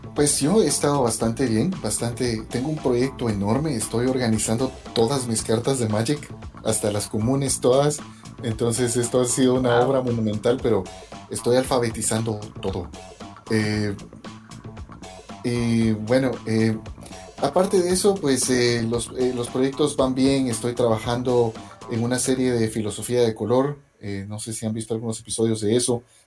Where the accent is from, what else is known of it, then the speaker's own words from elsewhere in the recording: Guatemala; moved away as an adult; now in New York, United States; yo crecí en Guatemala